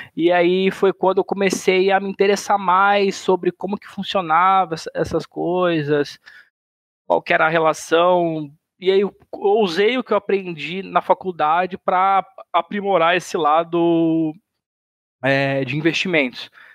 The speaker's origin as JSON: {"language": "Portuguese", "town": "Sinop", "region": "Mato Grosso", "country": "Brazil", "tie": "born or raised there", "also_born_or_lived": "São Paulo", "moved": "as an adult", "lives_now": "Florianópolis, Brazil", "said": "eu sou natural de São Paulo, mas eu moro no Mato, mas eu morei no Mato Grosso praticamente a vida inteira. 20 anos morei no, no Mato Grosso"}